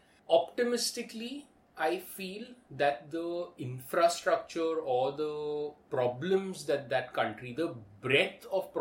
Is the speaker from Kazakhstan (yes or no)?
yes; Kazakhstan; Look, I'm from Kazakhstan.